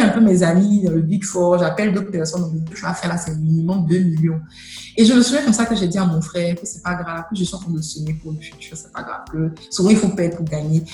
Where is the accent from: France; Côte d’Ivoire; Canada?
Côte d’Ivoire; also born or lived in United States; chez nous en Côte d'Ivoire